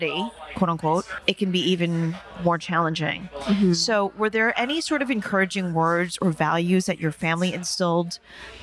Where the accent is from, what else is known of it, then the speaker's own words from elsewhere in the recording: New York, United States; I was basically the only Asian American in my neighborhood and I grew up in New York